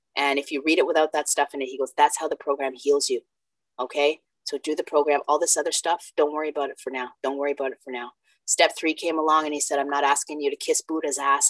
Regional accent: Canada; also born or lived in Jamaica; I was born in Jamaica, came to Canada when I was five

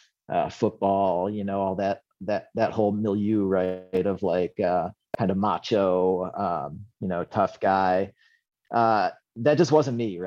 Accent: Western New York, United States; now in Seattle, United States; I was born in Western New York, which people hear that and they think, like, oh, New York, like Manhattan, Park Slope and stuff. It's, well, New York's a big state

